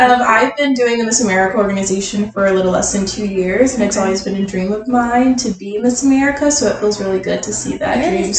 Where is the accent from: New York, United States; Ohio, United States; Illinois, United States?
Illinois, United States; also born or lived in Columbia, Missouri; now in St. Louis, United States; I am from Illinois. I live in St. Louis. I graduated from the University of Missouri in Columbia with my Bachelor's of Sociology.